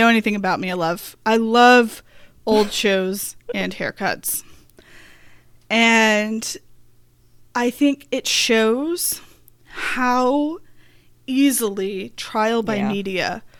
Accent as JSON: {"language": "English", "region": "Arkansas", "country": "United States", "tie": "born or raised there", "said": "Then I got a lot of information from growing up in Arkansas, watching news coverage there."}